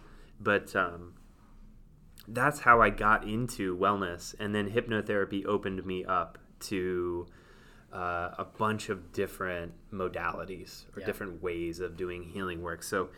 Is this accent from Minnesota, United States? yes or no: no; New York, United States; And it was so new to feel relaxed as a New Yorker that I was like, whoa, what is this?